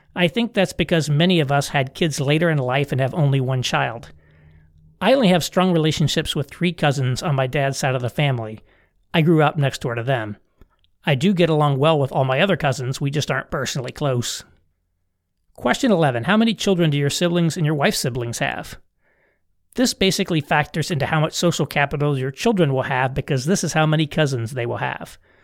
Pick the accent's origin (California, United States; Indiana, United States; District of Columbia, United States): Indiana, United States; I'm from Indiana